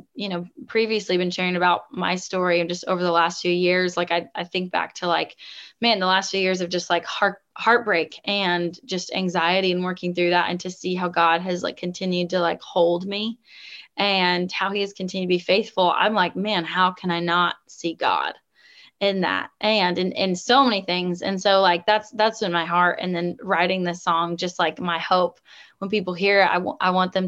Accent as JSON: {"language": "English", "area": "the Northwest of the United States", "region": "Pacific Northwest", "country": "United States", "tie": "born or raised there", "also_born_or_lived": "the South (US)", "moved": "yes", "lives_now": "Southern United States", "said": "growing up in the Northwest, of the United States"}